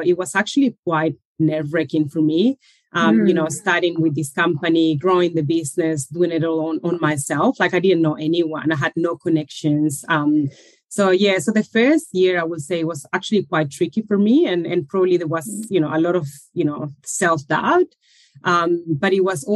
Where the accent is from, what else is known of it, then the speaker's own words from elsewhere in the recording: Chile; moved away as an adult; now in Australia; I moved from Chile. That's where originally I'm from, around 20 years ago